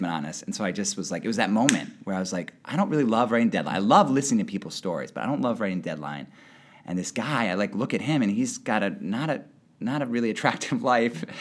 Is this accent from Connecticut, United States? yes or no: yes; West Hartford, Connecticut, United States; moved away as an adult; also born or lived in New Haven; now in Boston, United States; grew up in West Hartford, Connecticut